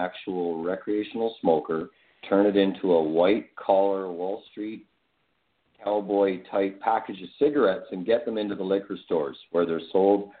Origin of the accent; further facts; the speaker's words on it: British Columbia, Canada; also born or lived in Alberta; I was born in Alberta, but lived in British Columbia my whole life